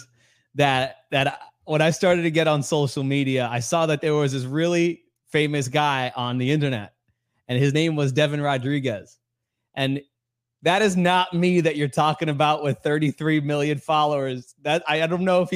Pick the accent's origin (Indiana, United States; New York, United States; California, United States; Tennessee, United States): New York, United States; New York City; I grew up in New York City, Queens, New York